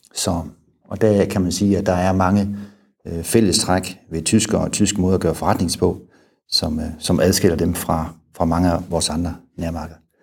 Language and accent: Danish; Denmark; moved away; also born or lived in Germany